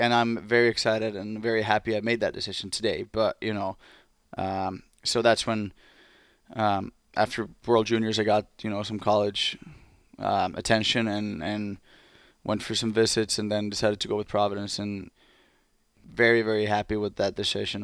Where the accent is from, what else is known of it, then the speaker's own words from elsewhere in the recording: Espoo, Uusimaa, Finland; English is a second language; moved away as an adult; Blues, my hometown team